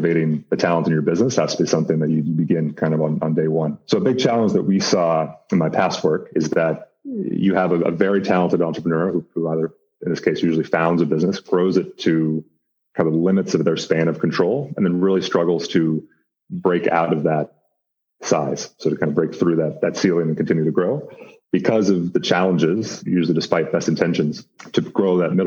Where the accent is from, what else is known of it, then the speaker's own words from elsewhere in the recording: United States; moved away as an adult; also born or lived in West Africa / Middle East / India / Nairobi; I grew up in the States, went to school on the East Coast